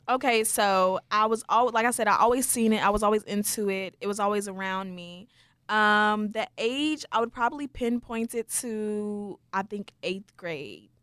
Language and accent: English; Wichita Falls, Texas, United States; I was born and raised in Wichita Falls, Texas